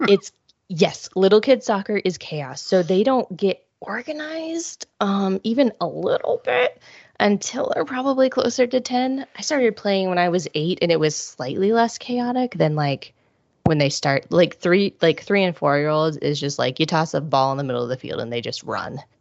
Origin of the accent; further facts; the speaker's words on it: Midwest, United States; I grew up in the Midwest